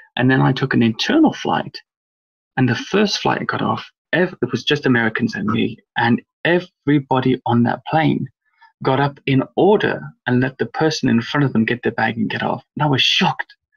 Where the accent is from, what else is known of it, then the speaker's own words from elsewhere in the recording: Wales, United Kingdom; now in England; I grew up in Wales, come from an Irish English family, but I grew up in Wales